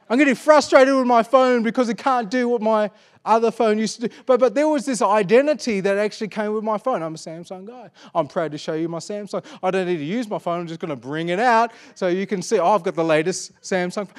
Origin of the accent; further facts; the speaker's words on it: Perth, Western Australia, Australia; I was born in Perth, Western Australia